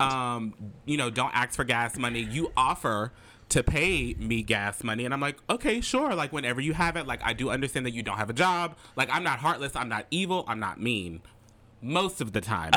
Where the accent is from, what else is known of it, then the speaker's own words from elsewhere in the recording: Alexandria, Louisiana, United States; moved away as an adult; now in Lafayette, United States; as you may know, I live in Lafayette, Louisiana. I'm originally from Alexandria, Louisiana